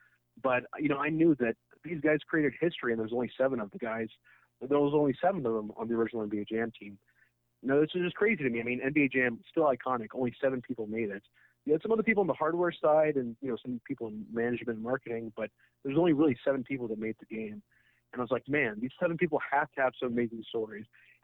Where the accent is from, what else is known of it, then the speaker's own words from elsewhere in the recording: Karachi, Sindh, Pakistan; So I grew up in Karachi, huge city, very metropolitan.